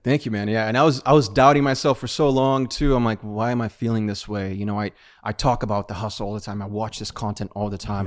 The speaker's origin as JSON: {"language": "English", "country": "Brazil", "moved": "yes", "said": "I was from Brazil"}